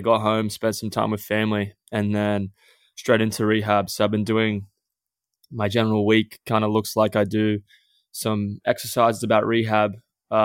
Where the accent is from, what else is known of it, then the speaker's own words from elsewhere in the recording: Australia; growing up in Australia